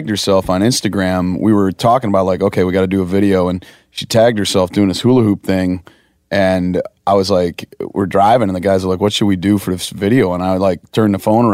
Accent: Wisconsin, United States; I'm from Wisconsin

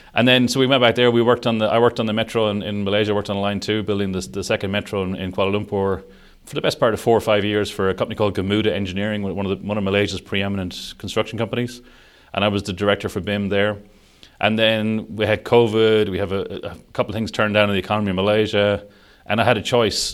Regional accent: Sligo, Connacht, Ireland; moved away as an adult; also born or lived in Dublin / Hong Kong; now in Saudi Arabia; I'm Irish. I, I grew up in, a, uh, in Sligo on the west coast of Ireland

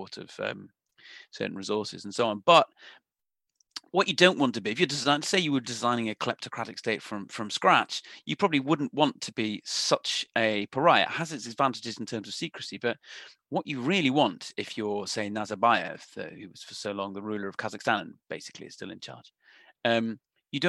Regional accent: Manchester, North West England, United Kingdom; I grew up in Manchester in the 1990s.

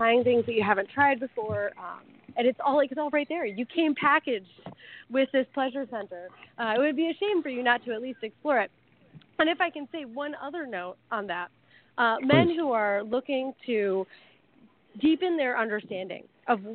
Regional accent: Midwest, United States; now in Thailand; I'm from the Midwest.

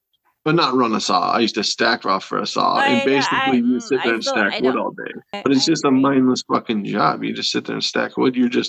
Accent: North Dakota, United States; in my hometown, usually Halloween, it's either cold as shit or it's cold as shit with snow.

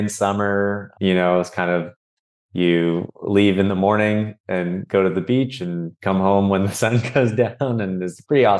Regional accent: California, United States; also born or lived in Miami, United States; I was born in Miami, Florida, along with my brothers were born there as well. Then we moved out to California for my dad's work.

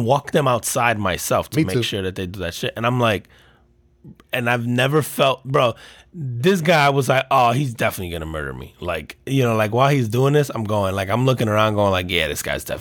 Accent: United States; our friends growing up in Jersey or New York

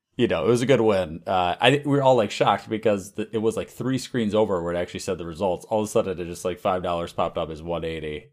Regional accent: United States; as an American

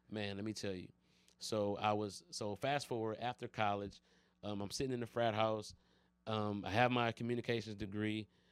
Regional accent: Detroit, Michigan, United States; also born or lived in Los Angeles; I'm from Detroit

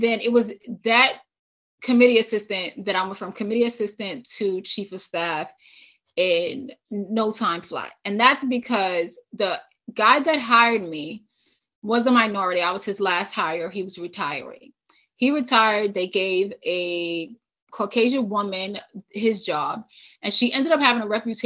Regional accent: New York City, New York, United States; moved away as an adult; also born or lived in Albany / California / Nevada; I'm from New York City

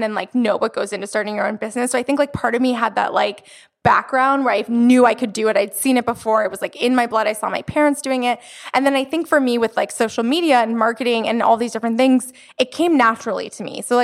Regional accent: Florida, United States; moved away as an adult; also born or lived in New York City; now in Los Angeles, United States; I'm from Florida

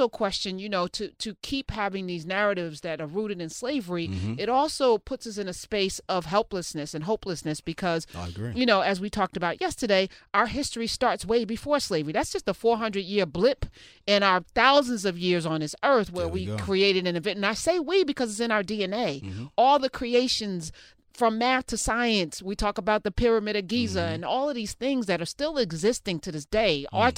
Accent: East Orange, New Jersey, United States; I grew up in East Orange.

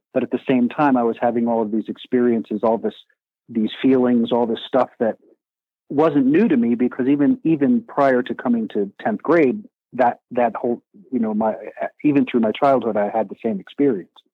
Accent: Eastern Pennsylvania, United States; moved away; also born or lived in New York City / Arizona / San Diego; I grew up in Eastern Pennsylvania, lived in New York City for a while, um, lived in Arizona

